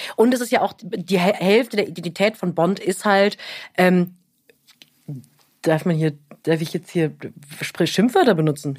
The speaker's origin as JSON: {"language": "German", "area": "near Europa-Park Rust", "region": "Baden-Württemberg", "country": "Germany", "tie": "born or raised there", "said": "ich bin in der Nähe vom Europapark Ruß groß geworden"}